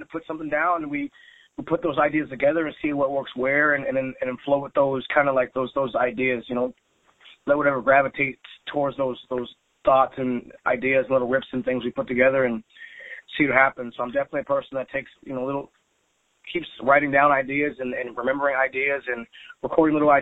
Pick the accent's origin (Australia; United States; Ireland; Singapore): United States; Seattle, Washington; I'm a Seattle boy. I grew up around Seattle music